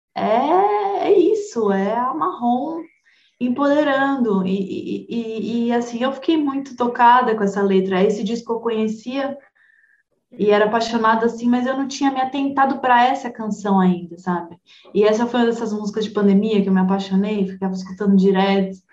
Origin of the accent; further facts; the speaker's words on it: São Paulo, Brazil; eu sou paulistana, eu sou criada numa megalópole multicultural